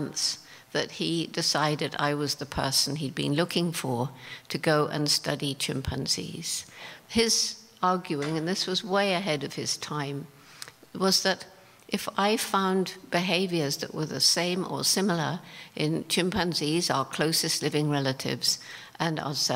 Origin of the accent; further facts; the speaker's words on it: England, United Kingdom; moved away as an adult; also born or lived in Tanzania; I was straight out from England